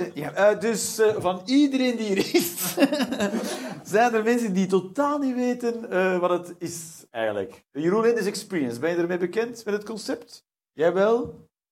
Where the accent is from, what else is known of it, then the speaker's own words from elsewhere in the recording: Flanders, Belgium; Als Vlaming